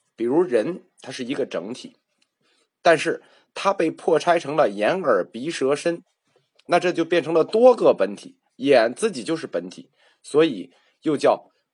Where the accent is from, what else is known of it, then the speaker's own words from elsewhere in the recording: China; 因为依据我们中国人的传统